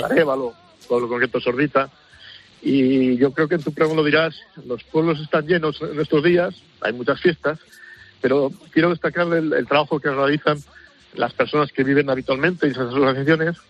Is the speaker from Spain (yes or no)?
yes; Cevico de la Torre, Castile and León, Spain; Hoy estoy en, mi pueblo, en, Palencia, en el Cerrato, en Cervico de la Torre